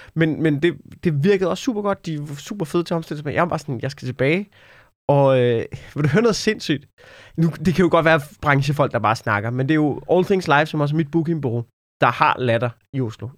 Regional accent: Denmark; man som dansker

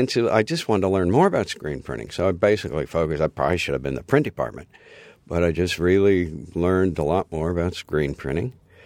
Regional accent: Kansas, United States; also born or lived in Illinois / Michigan; I grew up in Kansas, which is great.

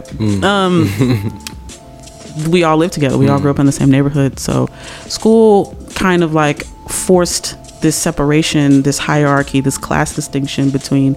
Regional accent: Chicago, Illinois, United States; born and raised on the southeast side of Chicago

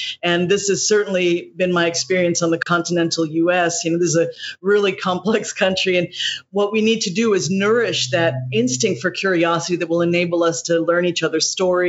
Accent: Indonesia; also born or lived in Hawaii, United States; But definitely growing up in Indonesia and in Hawaii offered so many opportunities

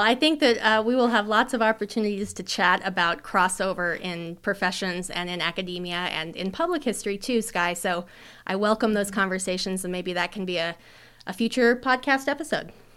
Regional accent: Colorado, United States; moved away as an adult; now in Idaho, United States; I'm originally from Colorado.

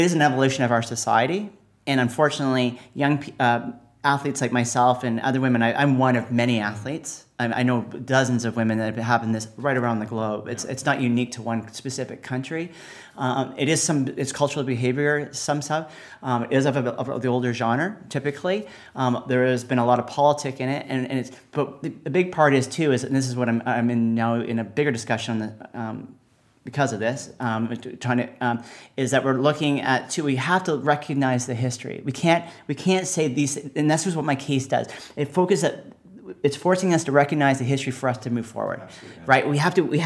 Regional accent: Canada; I come from Canada

